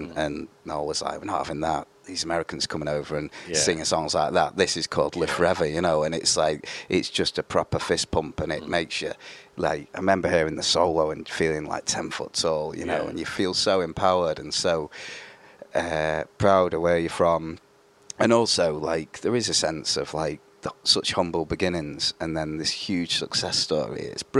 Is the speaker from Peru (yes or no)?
no; Manchester, North West England, United Kingdom; moved away as an adult; also born or lived in Grimsby; now in Germany; because I grew up in Manchester